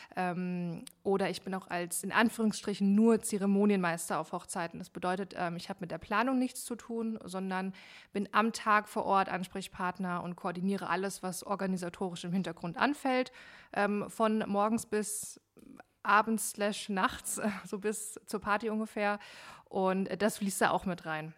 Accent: Frankfurt, Hesse, Germany; now in Hanau, Germany; aus Hanau slash Frankfurt. Äh, ich bin jetzt erst vor knapp einem Jahr nach Hanau gezogen, ähm, aber ich sag mal so aus dem Rhein-Main-Gebiet

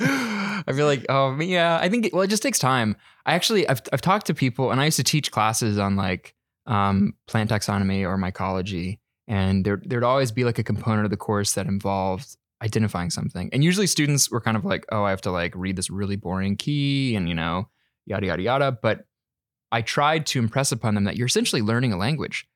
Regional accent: North Carolina, United States; moved away as an adult; now in Vancouver, Canada; I'm originally from North Carolina in the United States

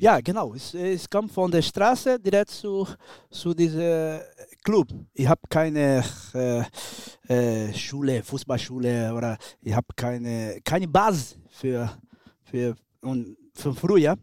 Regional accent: Brazil; German is a second language; moved away as an adult; ich bin ein Brasilianer, ich habe mein Blut ist Latino

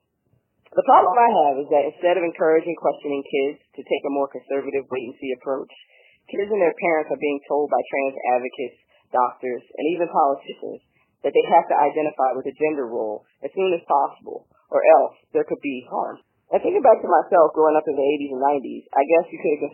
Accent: Philadelphia, Pennsylvania, United States; moved away as an adult; now in San Diego, United States; I was born and raised in Philly

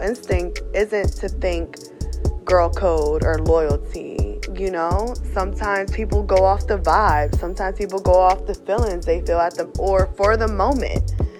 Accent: New Castle, Delaware, United States; now in Reading, United States; I am from Newcastle, Delaware, but currently residing in Reading, PA.

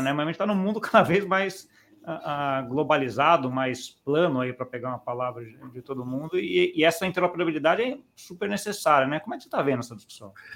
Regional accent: Brazil; eu, como brasileiro

